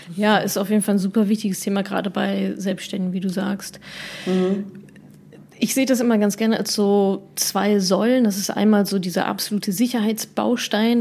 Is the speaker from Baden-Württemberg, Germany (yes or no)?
no; Dortmund, North Rhine-Westphalia, Germany; ich komme ja aus Dortmund